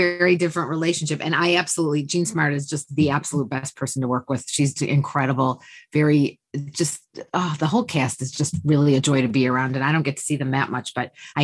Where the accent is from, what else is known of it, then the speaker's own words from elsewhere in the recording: Detroit, Michigan, United States; moved away as an adult; also born or lived in Chicago; I was from Detroit